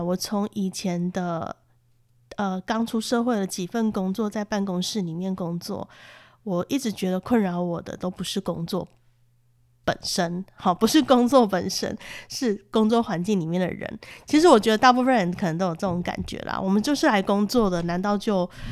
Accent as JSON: {"language": "Chinese", "country": "Taiwan", "said": "我们台湾人"}